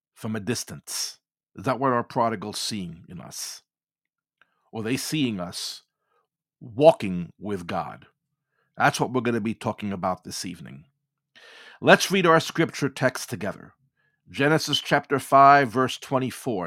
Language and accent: English; New York City, New York, United States; being born and raised in New York City and working in Manhattan in my earlier years